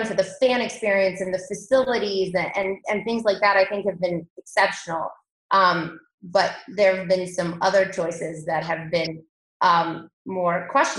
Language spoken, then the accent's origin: English; Akron, Ohio, United States; now in Denver, United States; I was born in Akron, Ohio, so pretty close to Cleveland.